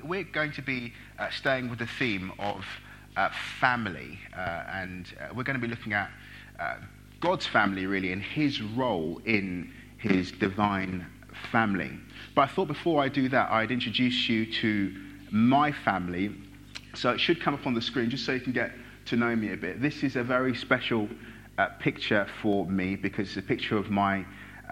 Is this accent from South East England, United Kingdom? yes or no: yes; Brighton, South East England, United Kingdom; also born or lived in Nigeria; I'm from Brighton.